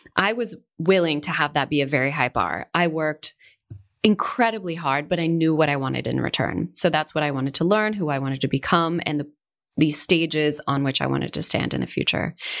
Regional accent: Seattle, Washington, United States; moved away as an adult; also born or lived in California; now in Spain; I grew up in Seattle.

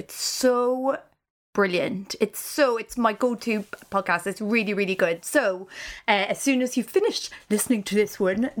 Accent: Ireland; as the Irish person

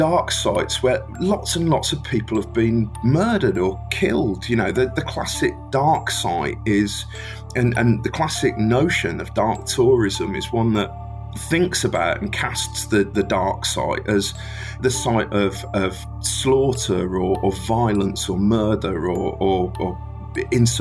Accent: Birmingham, West Midlands, United Kingdom; accent: Brummie; I live in Birmingham, England's fantastic second city

